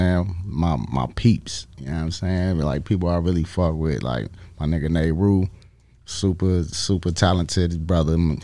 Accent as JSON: {"language": "English", "town": "Chicago", "region": "Illinois", "country": "United States", "tie": "born or raised there", "said": "Southside Chicago"}